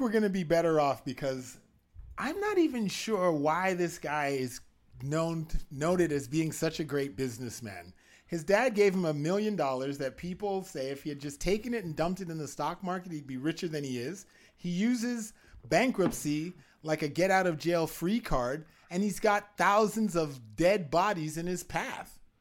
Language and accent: English; Canada; I'm a Canadian